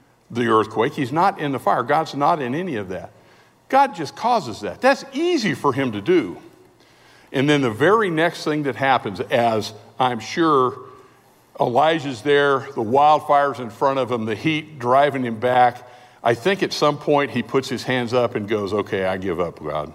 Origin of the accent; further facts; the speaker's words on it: California, United States; We're from California.